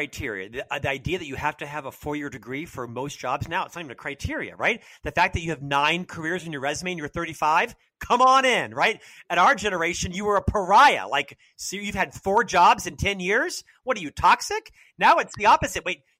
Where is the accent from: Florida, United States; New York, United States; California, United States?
Florida, United States; Winter Park; So I'm from Central Florida. I was born and raised in Winter Park, Florida